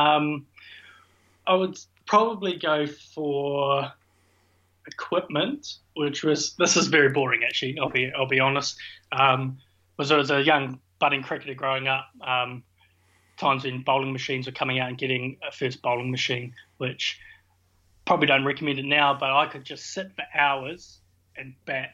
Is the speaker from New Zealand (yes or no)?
yes; New Zealand; moved away; also born or lived in Scotland; being a Kiwi